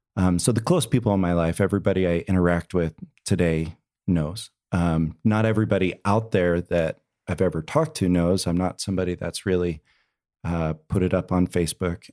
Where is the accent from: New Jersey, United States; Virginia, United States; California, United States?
New Jersey, United States; moved away as an adult; also born or lived in Provo, Utah / Houston, Texas; I grew up in New Jersey. Um, I was out in New Jersey until I was eighteen, came out to B Y U in Provo, Utah.